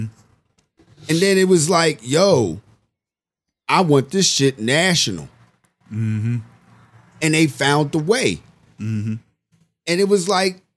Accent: United States; I'm American

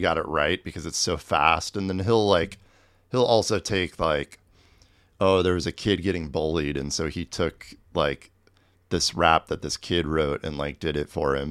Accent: Manhattan, Kansas, United States; moved away as an adult; also born or lived in Tucson, Arizona / New York City / Brooklyn; Grew up in Manhattan

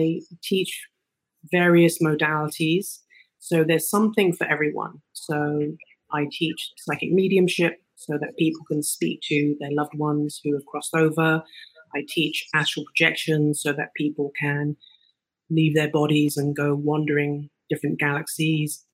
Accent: England, United Kingdom; moved away as an adult; now in Los Angeles, United States; I'm originally from England and I've been in Los Angeles for 18 years

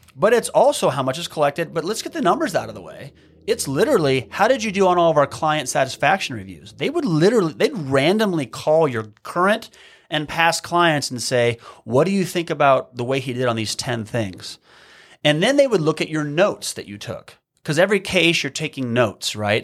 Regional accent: Midwest, United States; moved away as an adult; also born or lived in Hawaii; growing up in the Midwest

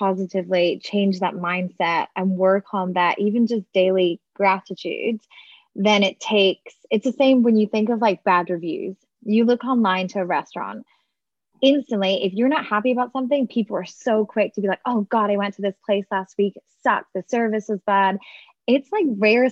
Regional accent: Scotland, United Kingdom; now in Texas, United States; I'm originally from Scotland, so the UK

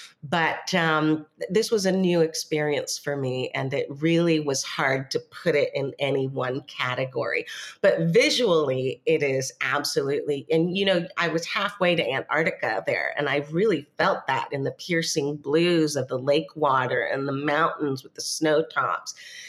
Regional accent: Oregon, United States; moved away as an adult; also born or lived in Panama / India; now in Coronado, Panama; I grew up in Oregon, so I grew up somewhere that had four seasons.

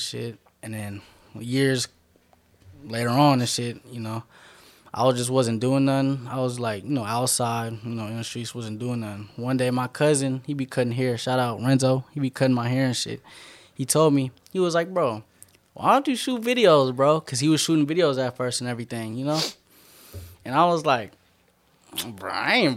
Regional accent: Richmond, United States; I'm from Richmond

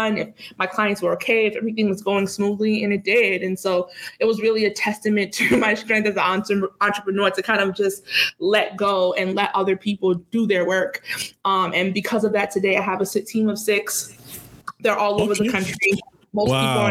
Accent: Boston, Massachusetts, United States; growing up in Boston, so I moved around Massachusetts, but growing up in Boston was hard

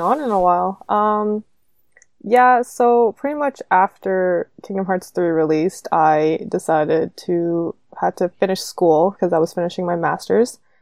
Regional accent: Canada; I'm Canadian

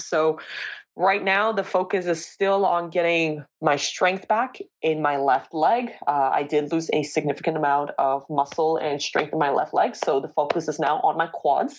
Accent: Toronto, Ontario, Canada; moved away as an adult; now in Valenciennes, France; I'm from Toronto, Ontario

